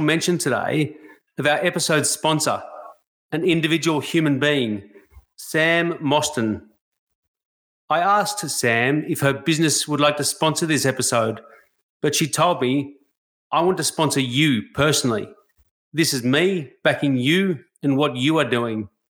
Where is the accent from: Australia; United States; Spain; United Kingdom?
Australia; a white Australian